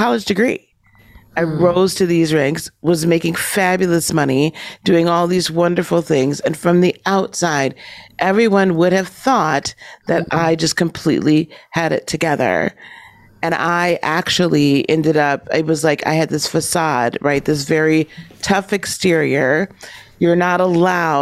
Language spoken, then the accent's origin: English; Wisconsin, United States; also born or lived in Chicago; I'm from Wisconsin